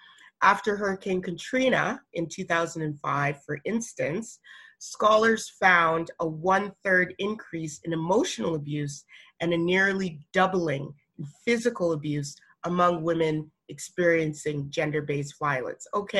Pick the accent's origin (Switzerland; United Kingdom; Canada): Canada; Alberta; Yo, I'm from Alberta, so I get it, okay?